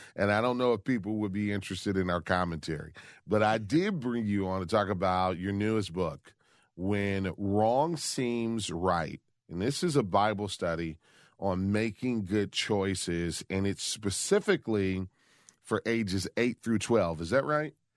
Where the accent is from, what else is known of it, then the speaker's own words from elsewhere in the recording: Detroit, Michigan, United States; here in my hometown of Detroit